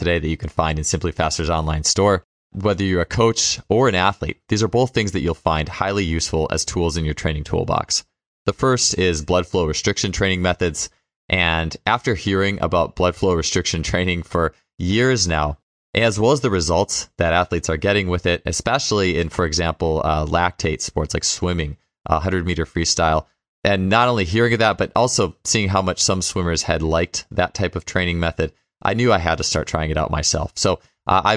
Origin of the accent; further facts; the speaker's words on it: Wisconsin, United States; we're both from Wisconsin